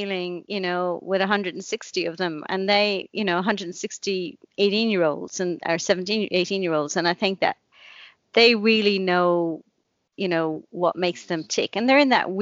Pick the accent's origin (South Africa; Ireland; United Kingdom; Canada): Ireland; Blarney, Munster; also born or lived in Cork; I grew up in Blarney, which is in the country. She thought she was doing a great thing, sending me into the city to school